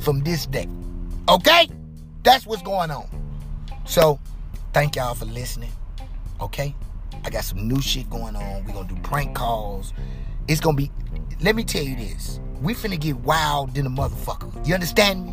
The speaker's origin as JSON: {"language": "English", "town": "St. Louis", "region": "Missouri", "country": "United States", "tie": "born or raised there", "said": "I'm born and raised in St. Louis"}